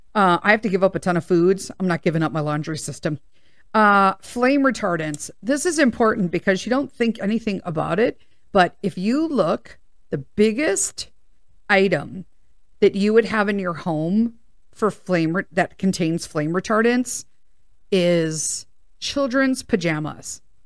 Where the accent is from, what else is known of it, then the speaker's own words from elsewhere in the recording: United States; I'm an American